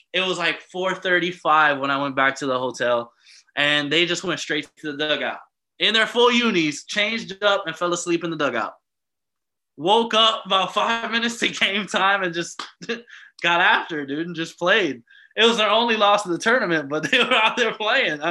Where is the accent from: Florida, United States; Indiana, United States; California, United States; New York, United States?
Florida, United States; Miami; moved away as an adult; also born or lived in Embrach, Switzerland; now in Switzerland; I'm coming from Miami. I'm coming from South Florida